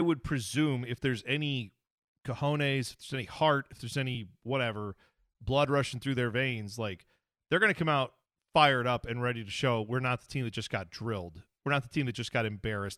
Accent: United States; as an American soccer fan

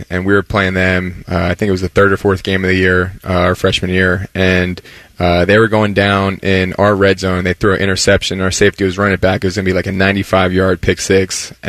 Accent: New Jersey, United States; moved away as an adult; growing up in Jersey

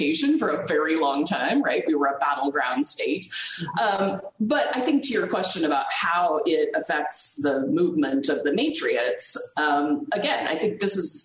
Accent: Nebraska, United States; I grew up in Nebraska

